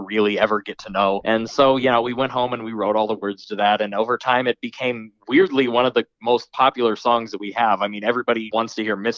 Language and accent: English; Nebraska, United States; growing up in Nebraska, you're most likely to hook on to country right away.